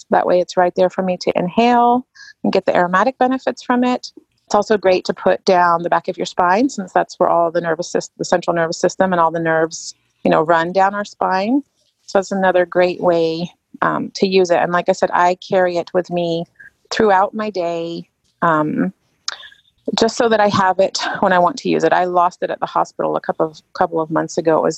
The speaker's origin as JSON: {"language": "English", "region": "England", "country": "United Kingdom", "tie": "born or raised there", "said": "I grew up in England, so it's a must have for me."}